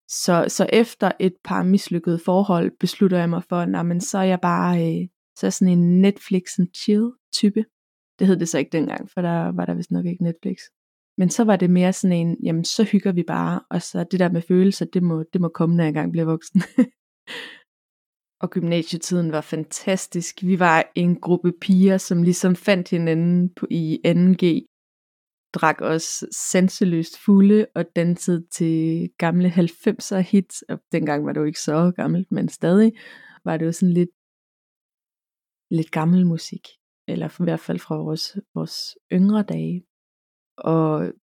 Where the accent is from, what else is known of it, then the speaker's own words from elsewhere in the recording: Karleby, Zealand, Denmark; Jeg er født og opvokset nede på Falster, en lille flække, der hedder Karleby, hvor jeg boede i en, levede i en kernefamilie og gik i folkeskole.